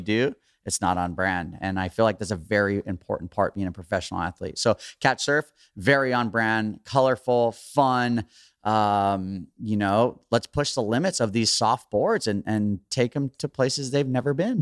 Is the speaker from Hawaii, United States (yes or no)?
yes; Hawaii, United States; growing up in Hawaii